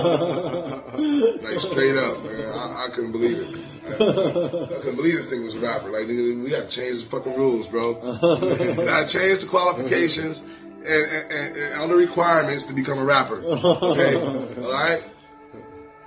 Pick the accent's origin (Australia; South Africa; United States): United States; Compton, California; I'm from Compton